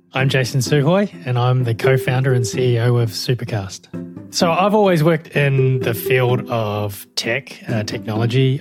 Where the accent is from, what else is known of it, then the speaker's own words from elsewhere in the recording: New Zealand; moved away as an adult; also born or lived in Melbourne, Australia; now in Australia; I'm from New Zealand originally, hence the, uh, the accent